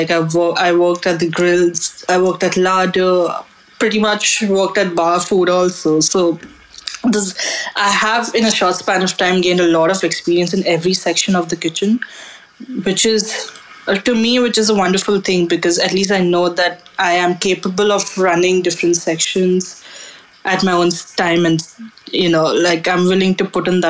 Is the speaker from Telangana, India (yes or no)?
no; Mumbai, Maharashtra, India; I come from Mumbai, which is a coastal area.